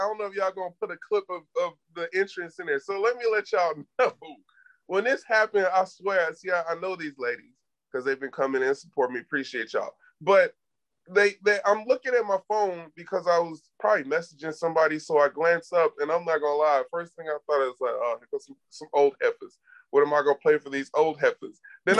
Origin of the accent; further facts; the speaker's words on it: East Coast, United States; I grew up on the East Coast.